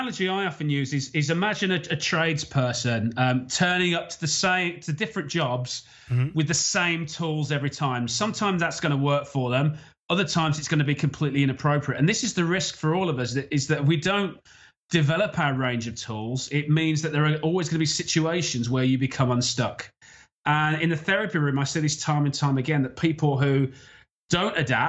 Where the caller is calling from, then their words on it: Isle of Man; So I'm calling from the Isle of Man, which is in the Irish Sea. It's partway between the UK and Ireland.